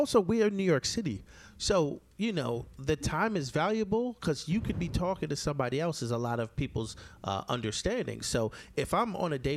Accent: Jamaica; me being Jamaican

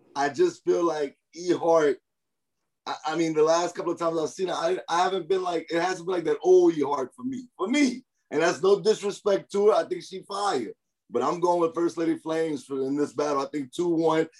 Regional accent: Louisiana, United States; I'm from Louisiana

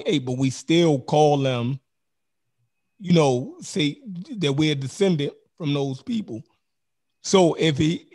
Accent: Baltimore, Maryland, United States; accent: Baltimore; that's my Baltimore accent

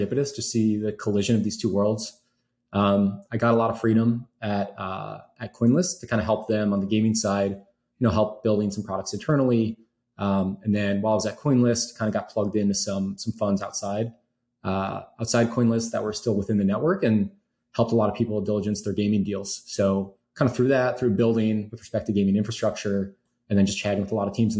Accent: Chicago, Illinois, United States; I grew up in Chicago

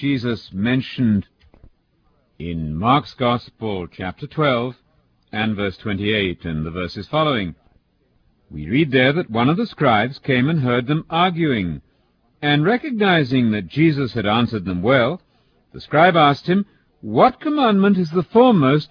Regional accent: England, United Kingdom; if I come to the States as an Englishman

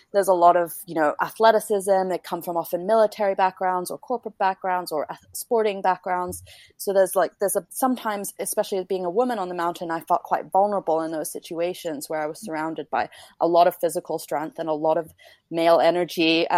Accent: Canada; now in London, United Kingdom; although I'm Canadian, I have a British passport, and kind of the centers for publishing really are New York and London. So I thought I would go to London, take advantage of my ability to work over here.

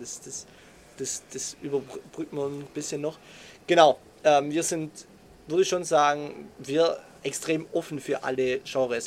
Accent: Swabia, Germany; accent: Swabian; wir kommen aus dem Schwabenländle

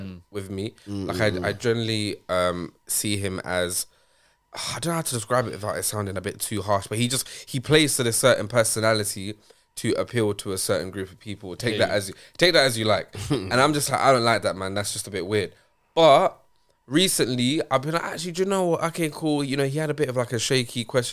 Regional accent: London, United Kingdom; I grew up in Southall

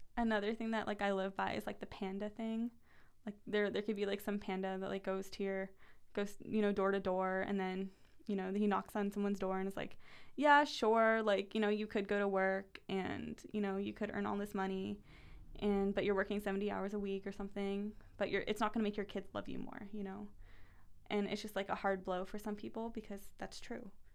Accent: United States; also born or lived in Paris, France; I'm American

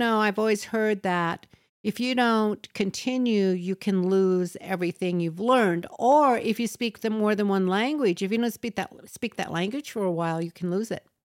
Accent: United States; first language English; we're American and we've only spoken English. Personally, I've spoken English and nothing else

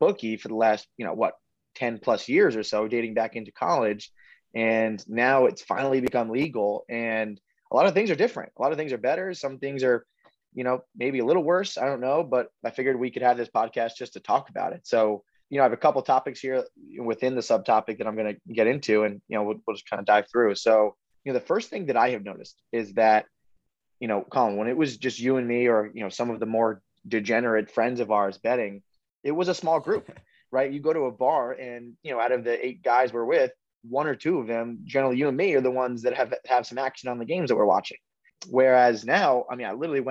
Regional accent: Southern Connecticut, United States; we are New York sports fans because we are from Southern Connecticut

